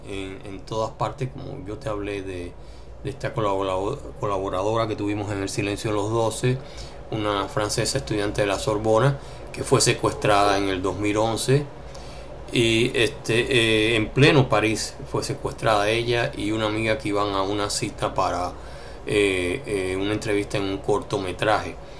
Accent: Colombia; moved away; como colombianos

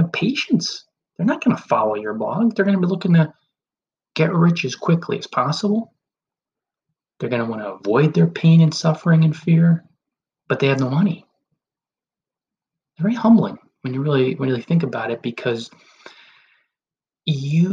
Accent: New Jersey, United States; the towns I grew up in New Jersey

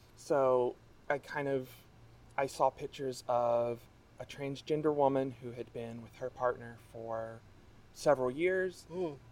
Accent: Kentucky, United States; born or raised there; moved away as an adult; now in Massachusetts, United States

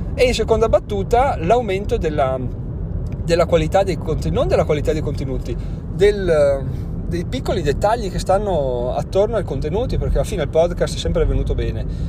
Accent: Trentino-Alto Adige, Italy; siamo trentino

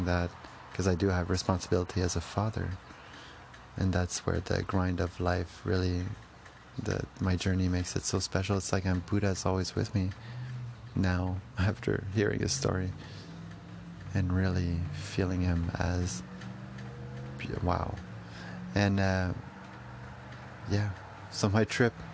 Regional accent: Canada; as a Canadian

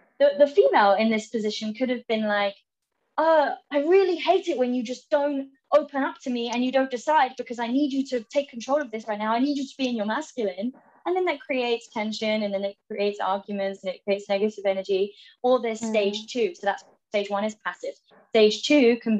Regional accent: England, United Kingdom; moved away as an adult; I'm going back to England soon, and I haven't been back for a while

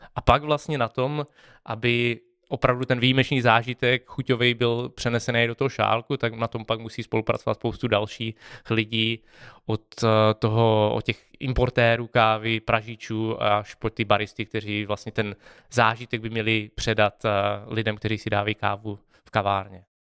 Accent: Czechia; jsme z Česka

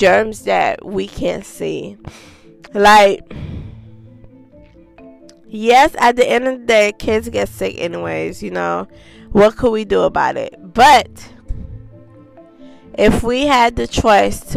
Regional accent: Haiti; moved away; I was born in Haiti.

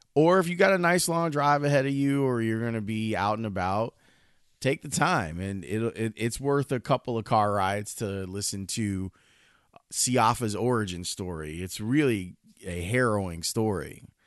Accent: Chicago, Illinois, United States; I'm a kid from the South Side

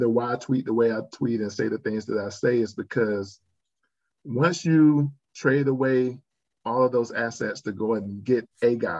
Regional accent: South Carolina, United States; I'm from South Carolina

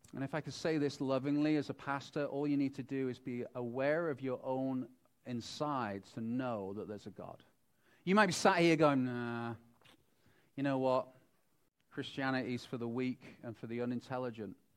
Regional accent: United Kingdom; moved away; also born or lived in Wales; I'm from Britain and there's lots of sheep. We lived in Wales

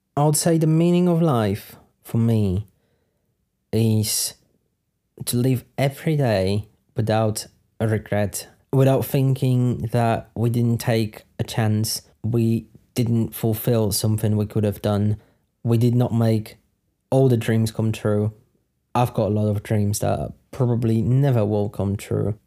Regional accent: Poland; moved away as an adult; also born or lived in United Kingdom; I'm from Poland. I lived in Poland for twenty something years. I lived in the U K for seven years.

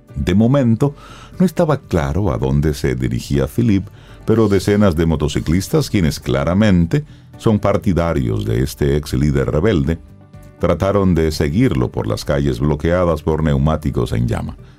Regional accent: Dominican Republic; nosotros como dominicanos

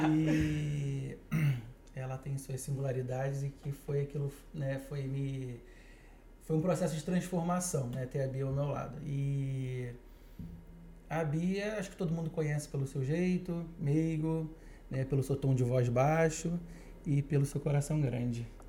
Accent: Itaboraí, Rio de Janeiro, Brazil; moved away as an adult; also born or lived in Niterói / Barra da Tijuca, Rio de Janeiro; Eu sou do condado de Itaboraí

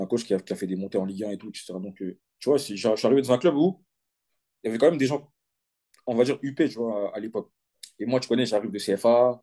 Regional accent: Aulnay-sous-Bois, Île-de-France, France; moved away as an adult; J'ai commencé à Aulnay, au CSL Aulnay, de mon club de, quartier

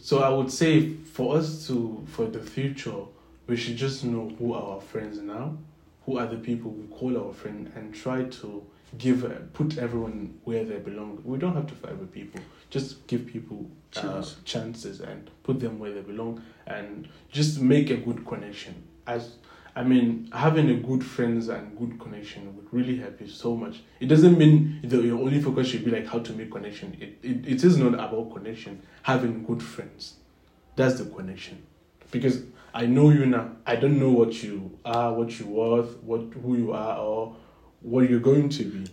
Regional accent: Nigeria; moved away; I'm from I'm Nigerian

